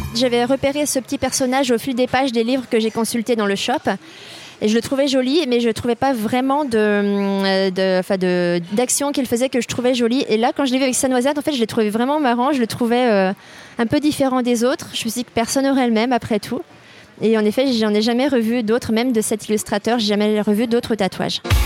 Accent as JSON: {"language": "French", "region": "Brittany", "country": "France", "moved": "as an adult", "said": "ma région d'origine, donc la Bretagne"}